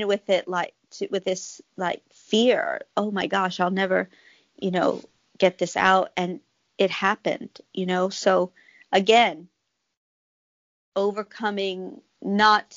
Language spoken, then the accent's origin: English; Texas, United States; the tales I grew up in Texas hearing.